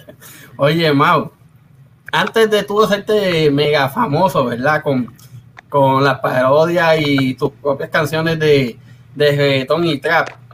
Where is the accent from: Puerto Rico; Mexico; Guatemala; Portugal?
Puerto Rico; also born or lived in Cidra, Puerto Rico / Río Grande, Puerto Rico; yo soy mitad de Río Grande, mitad de barrio Rabanal de Sidra